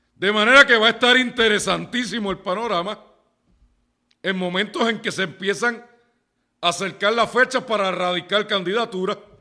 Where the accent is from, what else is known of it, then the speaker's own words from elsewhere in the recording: Ponce, Puerto Rico; todos los que somos de Ponce